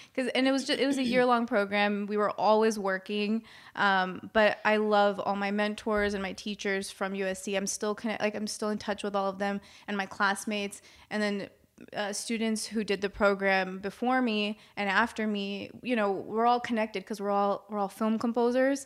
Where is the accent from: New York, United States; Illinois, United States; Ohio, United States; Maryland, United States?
Maryland, United States; I'm from Maryland